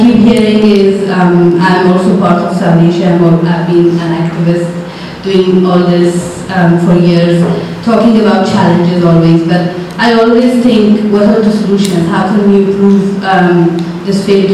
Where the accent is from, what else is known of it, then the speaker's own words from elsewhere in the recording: Afghanistan; I'm from Afghanistan.